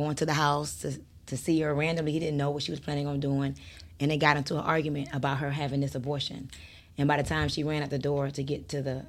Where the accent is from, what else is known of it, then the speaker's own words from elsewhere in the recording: New York, United States; born there; I was born in New York.